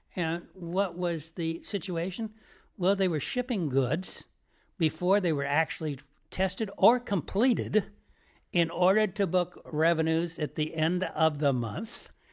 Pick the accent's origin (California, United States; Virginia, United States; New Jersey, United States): California, United States; Piedmont; I'm from a town called Piedmont, California, across from San Francisco